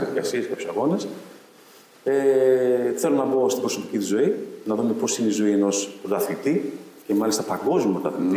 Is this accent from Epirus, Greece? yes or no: yes; Ioannina, Epirus, Greece; moved away; επιστρέφω στην πόλη μου